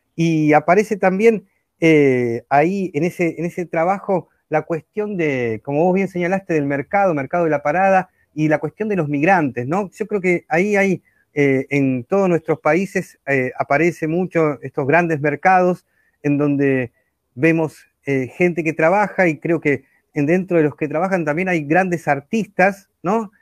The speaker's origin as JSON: {"language": "Spanish", "country": "Argentina", "said": "como decimos acá en Argentina"}